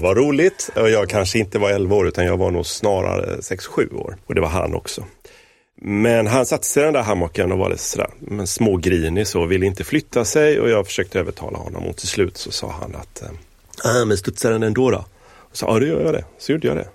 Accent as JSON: {"language": "Swedish", "town": "Gothenburg", "region": "Västra Götaland", "country": "Sweden", "tie": "born or raised there", "said": "Jag hade en lekkamrat i området där jag växte upp, i Göteborg"}